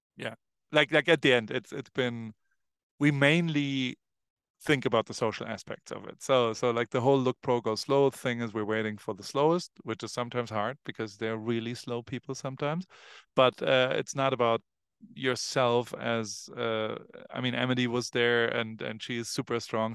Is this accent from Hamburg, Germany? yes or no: yes; Hamburg, Germany; born or raised there; now in Los Angeles, United States